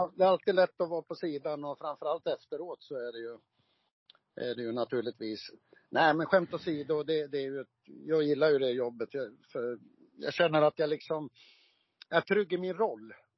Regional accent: Gävle, Gävleborg County, Sweden; Fjärde, fjärde Tvärgatan var jag född på, men det finns ju inte kvar utan heter väl Brynäsgränd nu

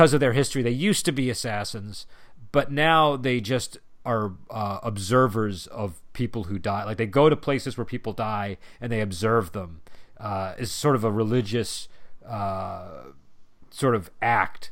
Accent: United States; as an American

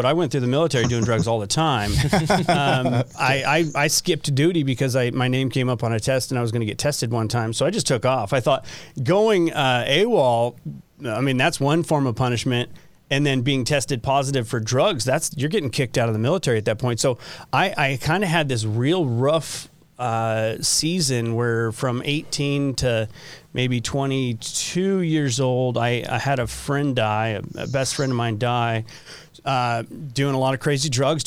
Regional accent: Southern California, United States; moved away as an adult; now in Utah, United States; I grew up in Southern California, which I loved

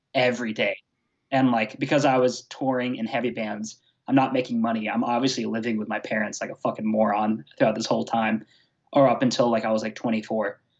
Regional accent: Atlanta, Georgia, United States; I'm from Atlanta, Georgia

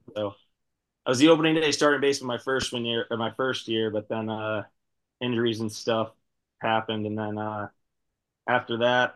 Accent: near Scranton, Pennsylvania, United States; moved away as an adult; also born or lived in Maine / Miami, Florida; now in Washington, D.C., United States; I'm from Pittsburgh, Pennsylvania. It's about like 10 minutes out of Scranton, Pennsylvania, sort of like where The Office, the TV show is.

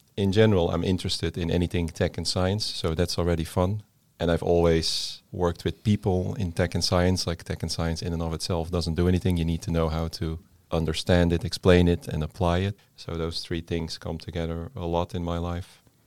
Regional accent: Netherlands; moved away as an adult; now in Denmark; I come from the Netherlands.

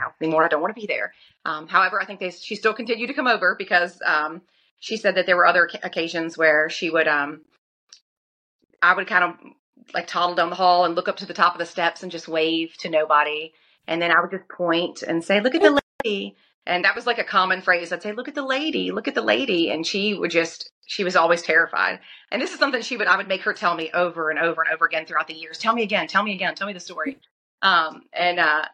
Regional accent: Lynchburg, Virginia, United States; I grew up in Lynchburg, born and raised

